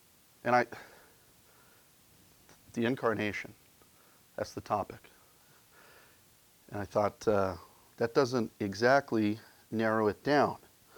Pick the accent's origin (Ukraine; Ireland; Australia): Ireland; because being an Irishman, I am motivated primarily by a sense of guilt.